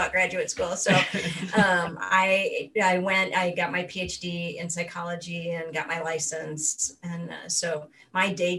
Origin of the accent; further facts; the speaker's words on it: Akron, Ohio, United States; I grew up in Northeastern Ohio, in Akron, Ohio, the rubber capital of the world